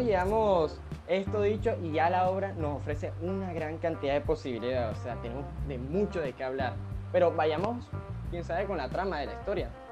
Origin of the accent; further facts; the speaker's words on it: Colombia; nuestra literatura como colombianos